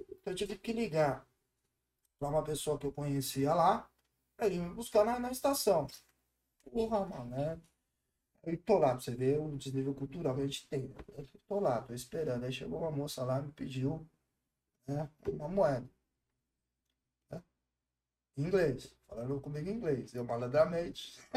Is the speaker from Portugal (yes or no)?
no; Brazil; Também não entendo nada, eu sou brasileiro.